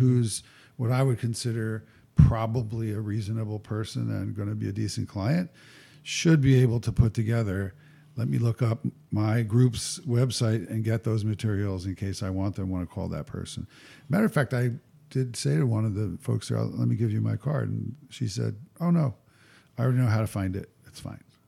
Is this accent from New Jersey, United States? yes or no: yes; New Jersey, United States; I was raised in North Jersey